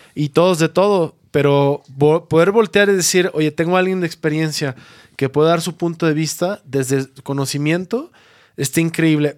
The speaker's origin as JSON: {"language": "Spanish", "country": "Mexico", "said": "como mexicanos"}